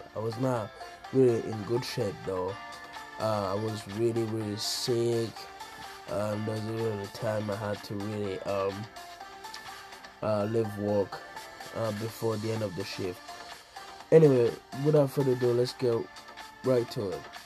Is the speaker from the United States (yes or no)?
no; Burundi; moved away; growing up in Africa, back in Burundi